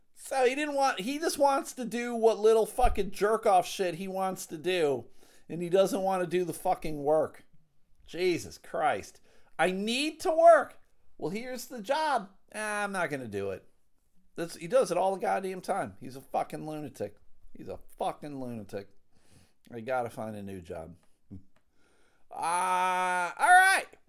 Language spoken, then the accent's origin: English; United States; I'm an American